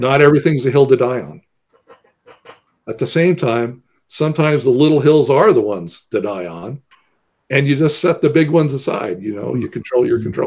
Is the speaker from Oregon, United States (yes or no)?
yes; small town about 50 miles from Corvallis, Oregon, United States; I was born in Corvallis, but was raised away in a small town about 50 miles away from there.